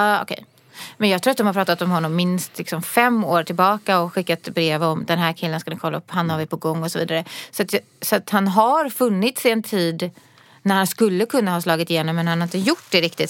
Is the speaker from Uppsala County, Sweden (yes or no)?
no; Gothenburg, Västra Götaland, Sweden; moved away as an adult; now in Stockholm, Sweden; jag kommer ju från Göteborg och jag har bott där i 18 år eller något sånt där